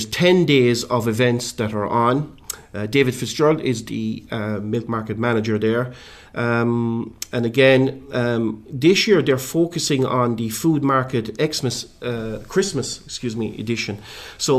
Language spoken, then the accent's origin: English; West Limerick, Munster, Ireland; I'm actually from West Limerick